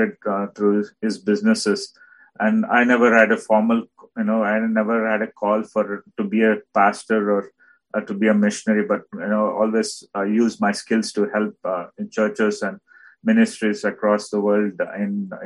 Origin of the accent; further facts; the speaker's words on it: India; also born or lived in Bhadravati, South India; I'm from India